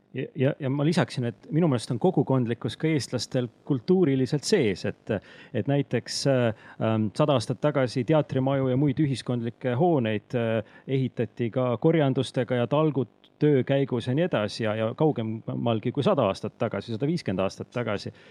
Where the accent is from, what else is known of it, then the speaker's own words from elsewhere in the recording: near Rakvere, Lääne-Viru County, Estonia; moved away; also born or lived in Tartu; ma kasvasin üles äh, Rakvere lähedal, endises kolhoosikeskuses